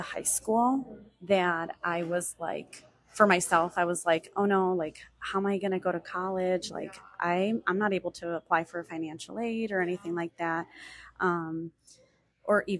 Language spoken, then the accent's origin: English; small town in Illinois, United States; also born or lived in State of Mexico, Mexico; My family and I moved here in the summer of 1992, and I was only a year and a half old